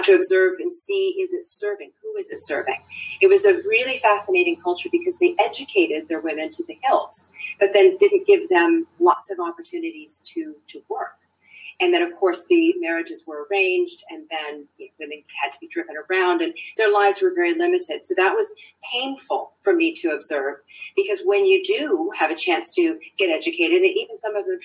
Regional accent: Washington, District of Columbia, United States; also born or lived in Turkey / Saudi Arabia; now in New Zealand; when I was born in Turkey, as it happens, I was too young to understand, obviously, anything. I did my formative growing up years in the DC area.

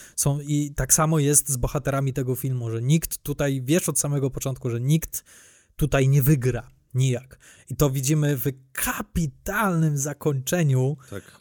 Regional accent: Łódź, Łódź Voivodeship, Poland; u nas w Łodzi

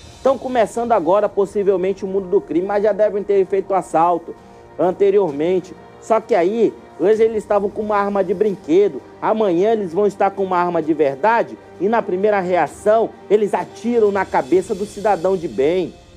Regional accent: Manaus, Amazonas, Brazil; Ouro Verde ali no meu bairro, onde eu nasci e me criei

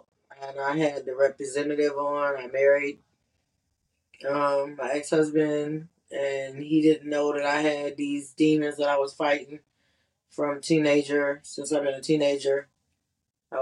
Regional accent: Cleveland, Ohio, United States; moved away; also born or lived in Kentucky / Charleston; I'm from Cleveland, Ohio

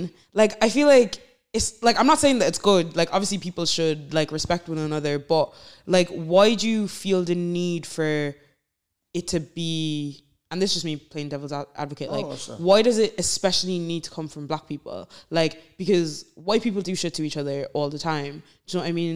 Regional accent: Waterford, Munster, Ireland; moved away as an adult; now in Dublin, Ireland; I'm not even from Dublin, like, I'm from Waterford. I've only moved here since September

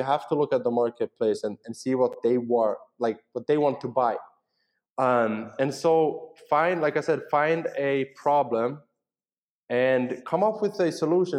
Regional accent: Finland; English is a second language; we speak Finnish and Swedish. It's what we speak in Finland.

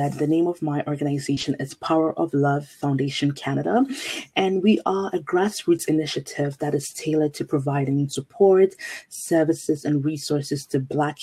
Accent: Ghana; moved away; I was born and raised in Ghana, West Africa

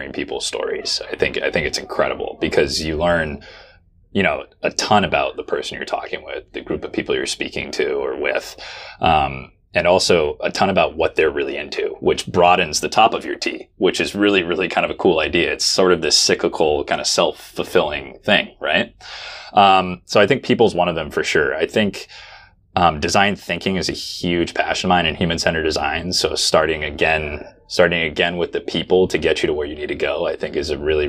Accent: Oregon, United States; I'm from Oregon

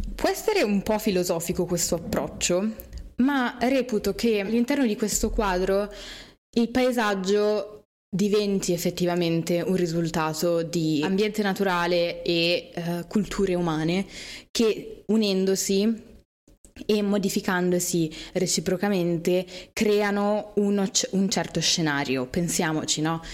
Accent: Milan, Lombardy, Italy; io sono di Milano

